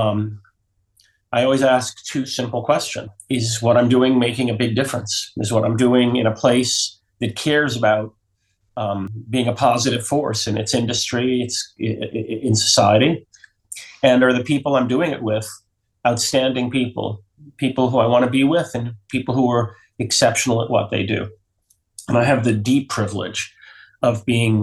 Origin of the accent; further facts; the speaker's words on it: New York City, New York, United States; also born or lived in southern Vermont; now in Vermont, United States; I grew up in New York City, and now in the 60s and 70s, when it was kind of a crazy place. And now I live in southern Vermont